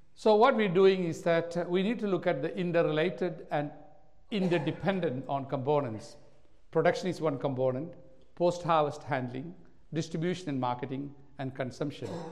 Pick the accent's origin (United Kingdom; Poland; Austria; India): India; now in Australia; I was born in India